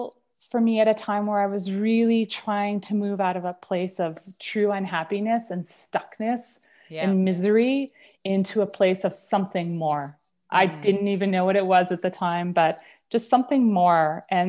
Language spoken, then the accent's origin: English; Toronto, Ontario, Canada; also born or lived in Lower Sackville; now in Calgary, Canada; So quickly, I ping-ponged back and forth between Toronto and a suburb of Halifax called Lower Sackville. So I was Toronto, Sackville, Toronto, Sackville, Toronto. That's where I grew up.